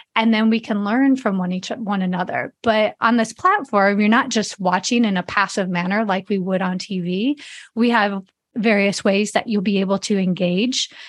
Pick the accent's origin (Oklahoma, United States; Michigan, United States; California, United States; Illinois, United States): Illinois, United States; Chicago; moved away as an adult; also born or lived in Las Vegas; I grew up in Chicago area